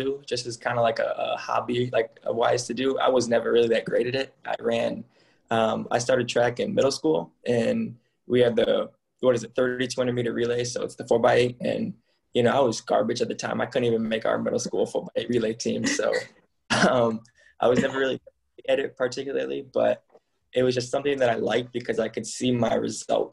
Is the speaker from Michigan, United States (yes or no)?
yes; Michigan, United States; moved away as an adult; I grew up in Michigan